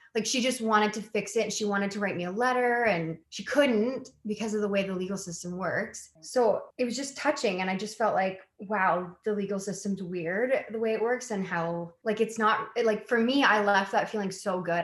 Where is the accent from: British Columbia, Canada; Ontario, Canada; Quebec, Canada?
British Columbia, Canada; White Rock; also born or lived in Halifax, Nova Scotia; I was born in Halifax and my dad's side of the family is all East Coast. And then like kind of made my way to the West Coast and like grew up in White Rock